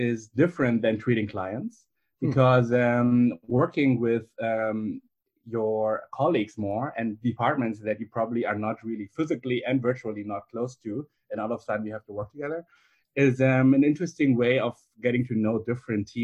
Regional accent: Germany; also born or lived in Beijing, China; my parents are from China. I grew up in Germany

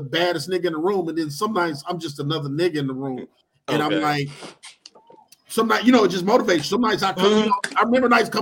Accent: Detroit, Michigan, United States; moved away as an adult; now in Arkansas, United States; I'm from Detroit

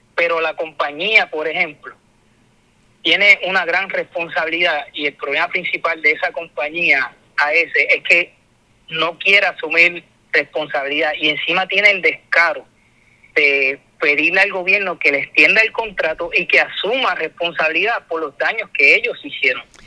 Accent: Puerto Rico

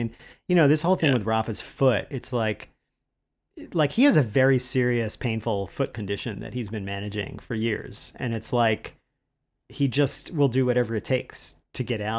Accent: United States; as an American traveling during like the George Bush years

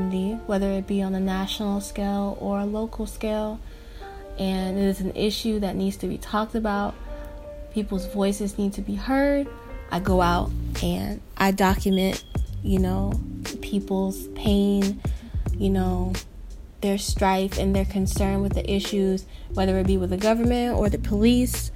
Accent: Tampa, Florida, United States; I am from Tampa, Florida. Born and raised my whole life

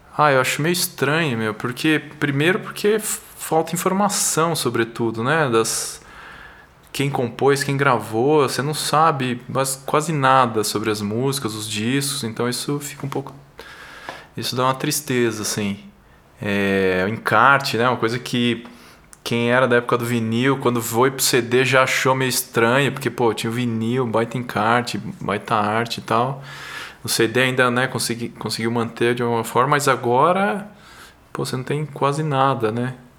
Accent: São Paulo, Brazil; also born or lived in São José dos Campos; Sim, sim, eu sou de São Paulo. Nasci aqui, morei um tempo no interior, São José dos Campos, mas depois voltei para cá para fazer faculdade de engenharia.

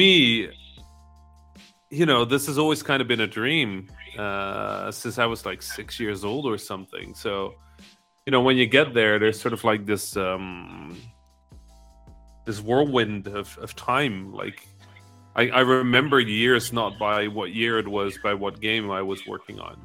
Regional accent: Netherlands; I was raised Dutch Egyptian, right? I grew up in the Netherlands most of my life

